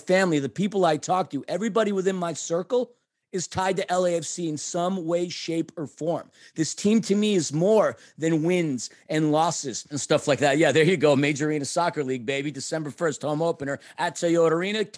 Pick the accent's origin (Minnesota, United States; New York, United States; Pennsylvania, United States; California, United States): New York, United States; as a New Yorker